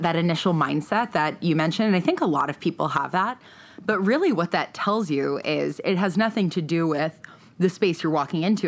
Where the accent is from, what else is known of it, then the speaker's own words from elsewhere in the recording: East Coast, United States; moved away as an adult; also born or lived in New York City / San Francisco; now in Los Angeles, United States; I grew up on the East Coast